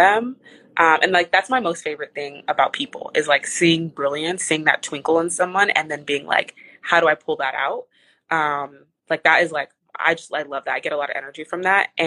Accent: Texas, United States; moved away; I came from my hometown in Texas is like not small

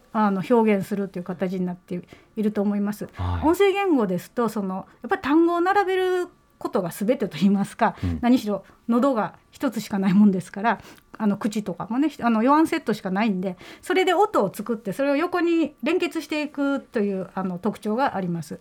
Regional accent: Osaka, Japan; accent: Osaka-ben; first language Japanese; 私の母語は日本語なんで日本語の大阪弁ですよね

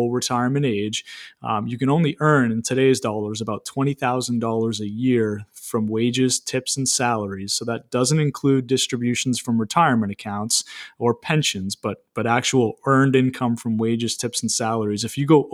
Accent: Maine, United States; I'm 34 years old myself, born and raised in Maine

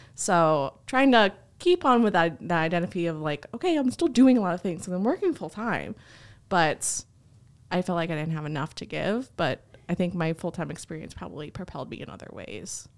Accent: New Jersey, United States; moved away as an adult; now in Missouri, United States; I'm originally from New Jersey, so I started my college experience there at a community college. We wound up moving to Missouri

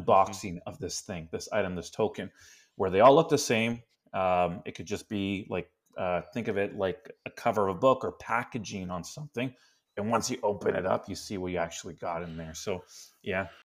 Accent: Canada; first language Spanish; English is a second language; I was born in Canada.

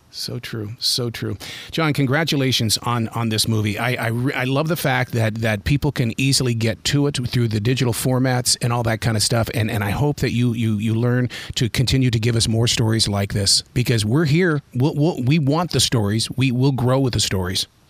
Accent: Billings, Montana, United States; I grew up in Billings, Montana

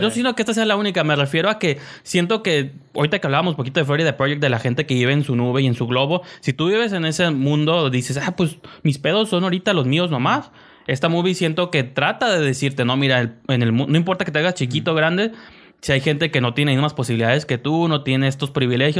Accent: Mexico; also born or lived in Tijuana; nosotros como mexicanos

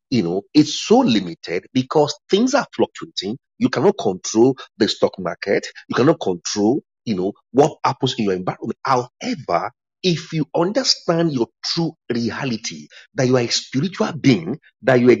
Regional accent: England, United Kingdom; by virtue of nationality, nationality, I'm I'm British, but I'm also English.

